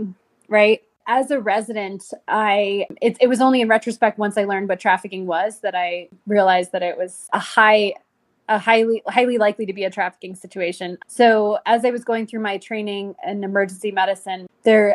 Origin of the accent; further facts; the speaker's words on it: United States; I was born in the United States